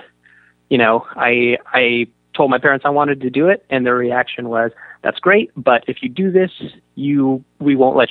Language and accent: English; San Francisco, California, United States; moved away as an adult; also born or lived in Boston; I was 18 and from San Francisco